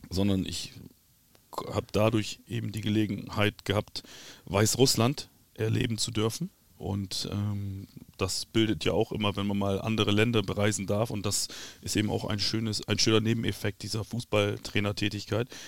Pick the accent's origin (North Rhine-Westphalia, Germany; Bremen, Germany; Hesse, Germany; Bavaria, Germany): Bremen, Germany; Ich bin Bremer. Das ist der Bremer Verein.